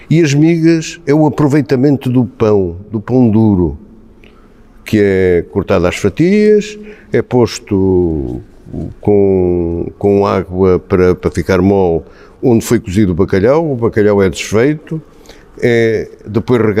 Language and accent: Portuguese; Beira, Portugal; Oh, nós somos beirões, somos os dois beirões